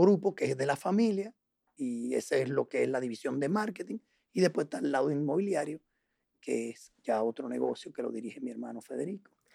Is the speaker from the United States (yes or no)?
no; Dominican Republic; also born or lived in La Paz, Bolivia / Puerto Rico / Chile; llegamos aquí en el año 70, eh, yo tenía apenas dos años que llegué aquí